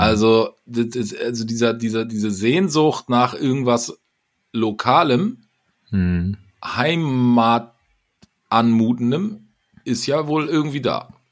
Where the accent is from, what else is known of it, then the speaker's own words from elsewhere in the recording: Hamburg, Germany; moved away as an adult; now in Rommerskirchen, Germany; du bist halt gebürtiger Hamburger